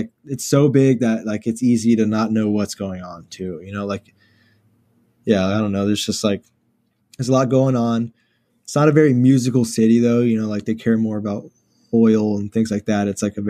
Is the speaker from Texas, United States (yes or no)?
yes; Houston, Texas, United States; So I grew up kind of in like the inner city, like maybe 10 minutes from downtown. As you could see the skyline from my house and stuff.